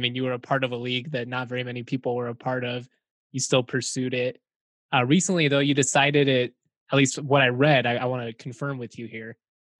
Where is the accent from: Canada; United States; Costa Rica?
United States; Lakewood, Colorado; born or raised there; now in Fort Collins, United States